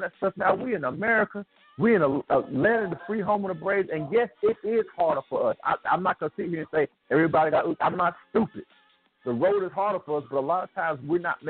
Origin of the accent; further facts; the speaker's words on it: United States; I'm Black American